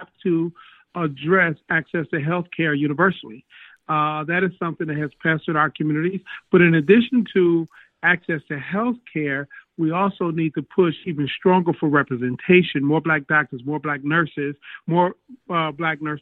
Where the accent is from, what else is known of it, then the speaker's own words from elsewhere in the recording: Detroit, Michigan, United States; I grew up in Detroit